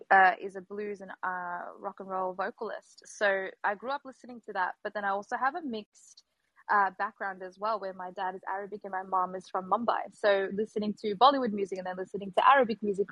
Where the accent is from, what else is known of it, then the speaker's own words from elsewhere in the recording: Melbourne, Victoria, Australia; I'm from Melbourne, Australia